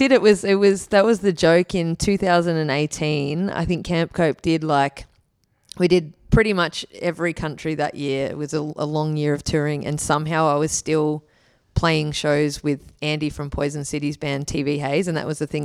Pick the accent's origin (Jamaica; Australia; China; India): Australia; Wollongong, New South Wales; moved away; also born or lived in Kiama / Gold Coast; I am a Wollongong kid